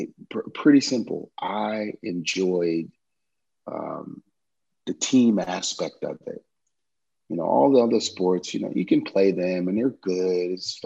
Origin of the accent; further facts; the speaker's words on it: New Orleans, Louisiana, United States; Yeah, man, it's so unique. The music, the culture, all the stuff that we have down there. I love that I grew up with so much understanding and appreciation for the different types of mu